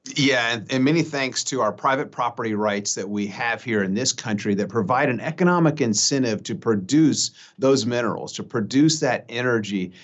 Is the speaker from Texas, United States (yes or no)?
yes; Texas, United States; as a Texan